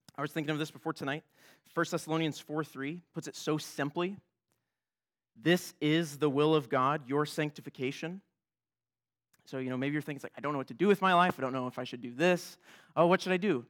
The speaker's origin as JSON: {"language": "English", "country": "United States", "said": "I'm an American"}